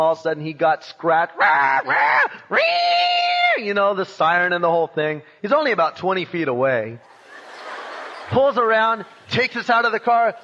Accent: Long Beach, California, United States; I was born in Long Beach in 1952

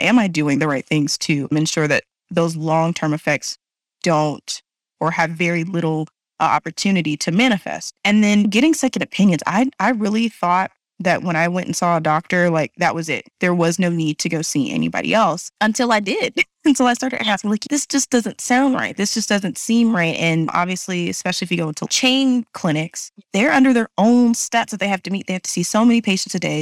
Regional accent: Texas, United States; being from Texas

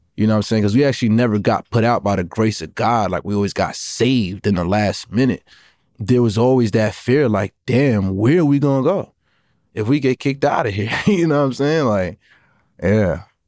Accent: New York City, New York, United States; I'm from Brooklyn. I'm fifteen years old.

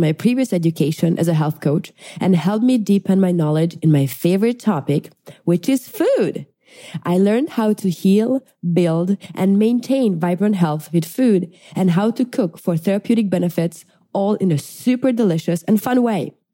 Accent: Hungary; now in Florida, United States; I am originally from Hungary, but have been enjoying life in the sunny Florida

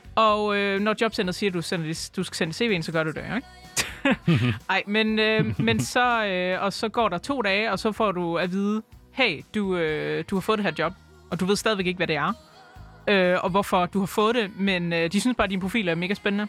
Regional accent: Aarhus, Central Denmark Region, Denmark; jeg er født og opvokset i Aarhus. Jeg har øh, aldrig boet andre steder end i Aarhus.

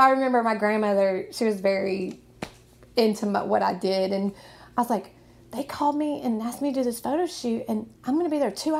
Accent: Nashville, Tennessee, United States; I'm from Nashville. Okay. I'm from here. I went to Overton High School

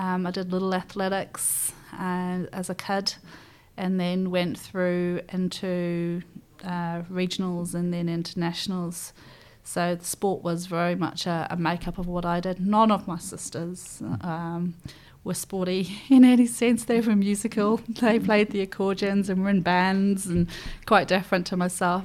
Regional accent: Nottingham, East Midlands, United Kingdom; moved away as an adult; now in New Zealand; I grew up in, uh, Nottingham, so born and bred in Nottingham

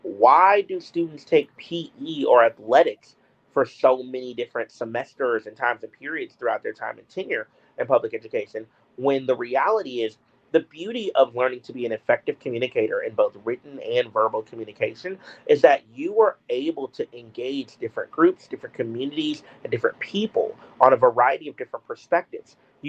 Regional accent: Houston, Texas, United States; born or raised there

